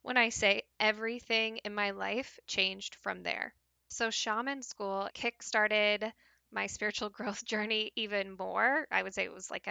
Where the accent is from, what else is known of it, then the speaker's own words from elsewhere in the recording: Pacific Northwest, United States; when I decided to move back to the Pacific Northwest, back to even my hometown, the place where I grew up